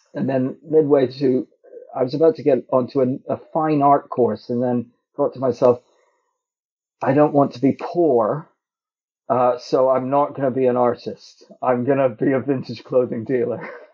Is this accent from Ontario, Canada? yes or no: yes; Toronto, Ontario, Canada; I grew up in Toronto